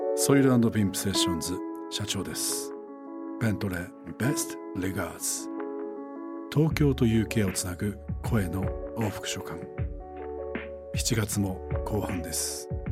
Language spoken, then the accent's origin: Japanese; Sabae, Fukui, Japan; 僕の故郷福井県の鯖江という町はメガネの産地なんだ